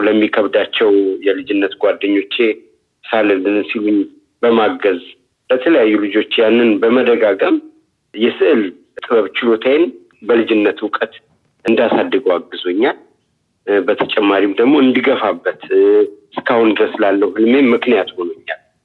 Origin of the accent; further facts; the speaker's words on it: Addis Ababa, Ethiopia; also born or lived in Lalibela; የተወለድኩት በአዲስ አበባ ክፍለ ከተማ